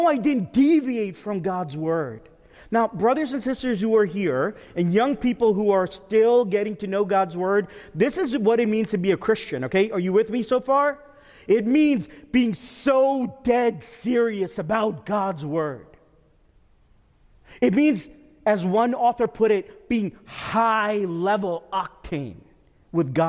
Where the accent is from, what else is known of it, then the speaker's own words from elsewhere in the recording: New York, United States; moved away; I'm from New York